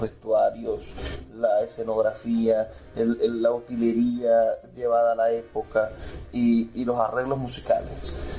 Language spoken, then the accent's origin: Spanish; Maracaibo, Zulia, Venezuela